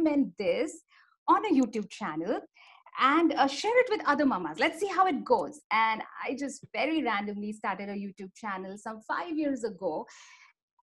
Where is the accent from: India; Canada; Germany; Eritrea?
India; Mumbai, Maharashtra; I'm from Mumbai, India